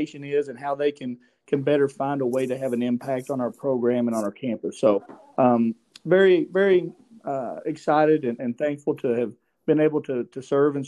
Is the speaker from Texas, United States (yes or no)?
no; Grundy, Virginia, United States; I'm from Grundy originally, graduated from Grundy Senior High School